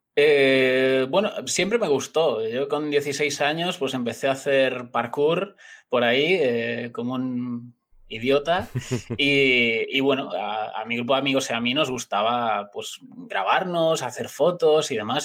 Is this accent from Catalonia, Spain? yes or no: no; Galicia, Spain; yo soy gallego